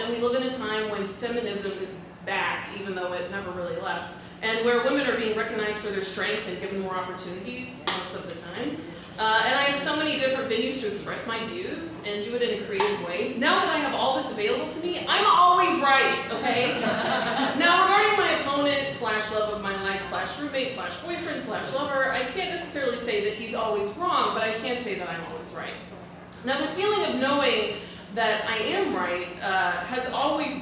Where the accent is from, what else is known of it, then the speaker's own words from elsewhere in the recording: Dallas, Texas, United States; I'm from Dallas